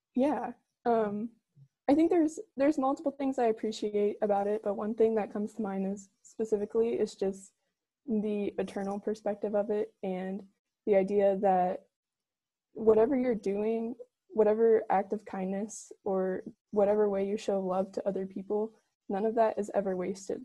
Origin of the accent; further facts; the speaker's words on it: Newburgh, Indiana, United States; I'm from Newburgh, Indiana